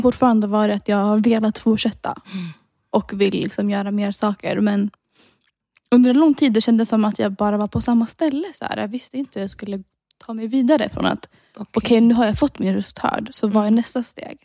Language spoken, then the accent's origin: Swedish; Sweden; från Sverige.